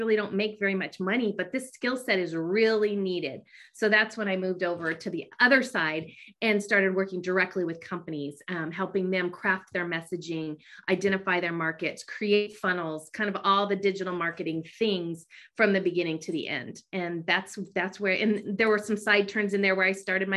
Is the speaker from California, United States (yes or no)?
yes; Bay Area, California, United States; I grew up in California in the Bay Area.